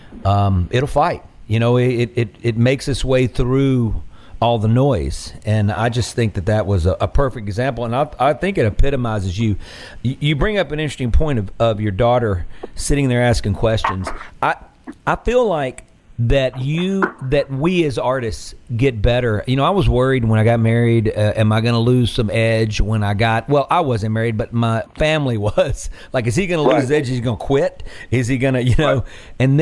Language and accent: English; Mississippi Delta, United States; moved away as an adult; also born or lived in Nashville, Tennessee; now in Mississippi, United States